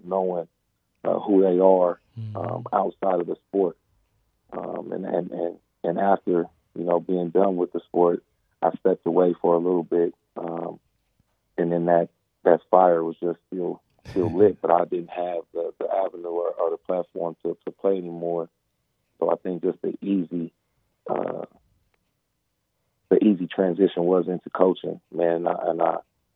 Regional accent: Pasadena, California, United States; also born or lived in Oregon; born and raised in California, man. right here at Jackie Robinson Park since a little youngin.

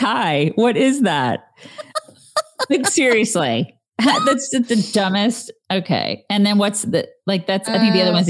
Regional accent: Texas, United States; I can assure you, I am from Texas.

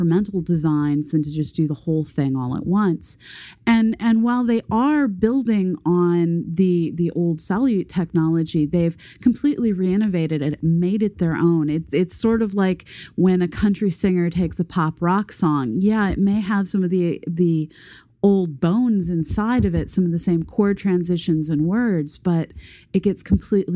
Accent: United States; my generation, growing up in the United States

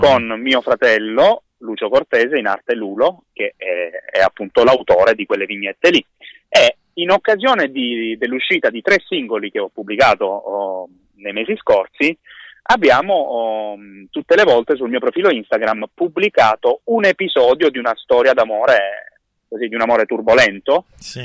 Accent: Gallipoli, Apulia, Italy; mia città natale

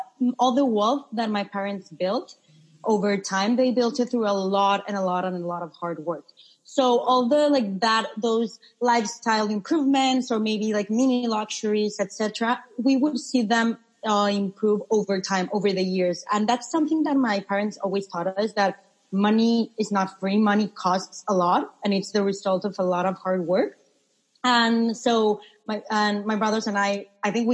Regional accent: Mexico City, Mexico; moved away; I'm originally from Mexico, actually born and raised in Mexico City

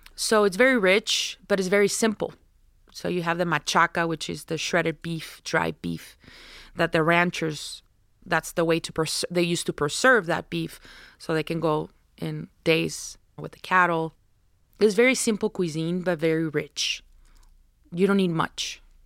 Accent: Navojoa, Sonora, Mexico; now in Tucson, United States; I'm from Navojoa, Sonora, which is the last city of the state of Sonora. I grew up watching the Jadokero.

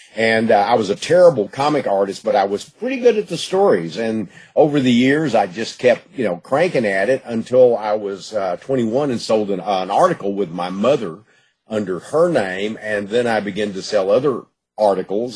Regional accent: Gladewater, Texas, United States; I was born in Gladewater

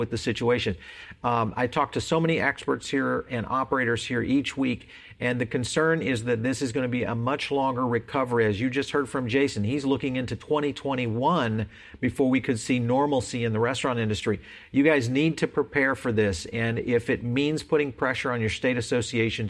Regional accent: Texas, United States; moved away; my home state of Texas

